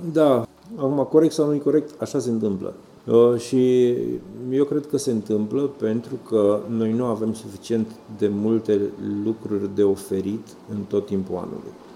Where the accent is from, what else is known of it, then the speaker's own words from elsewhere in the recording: Maramureș County, Romania; now in Bucharest, Romania; eu am crescut în Maramureș